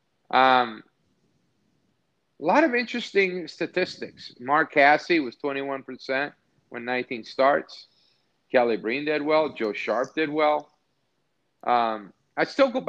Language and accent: English; Naples, Campania, Italy; moved away; my hometown in Napoli